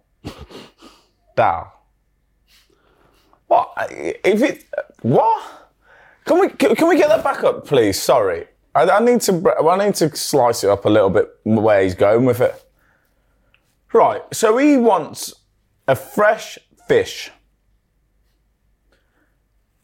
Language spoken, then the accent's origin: English; United Kingdom; we're so British